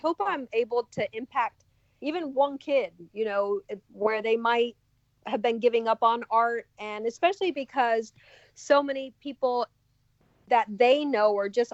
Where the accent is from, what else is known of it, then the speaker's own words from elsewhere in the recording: Miami, Florida, United States; now in Rabun Gap, Georgia, United States; I grew up in Miami where there's certain areas like the Wynwood Art District